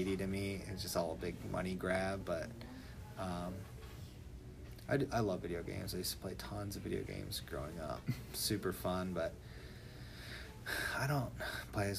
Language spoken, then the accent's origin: English; Ottawa, Illinois, United States; moved away as an adult; now in Monticello, United States; I'm from Ottawa, Illinois, which is like 2 hours north of here.